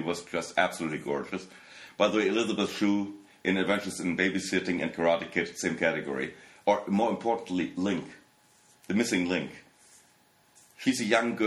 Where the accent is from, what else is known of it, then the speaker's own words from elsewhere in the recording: Warstein, North Rhine-Westphalia, Germany; English is a second language; also born or lived in Los Angeles; now in Berlin, Germany; the small town I was born in Warstein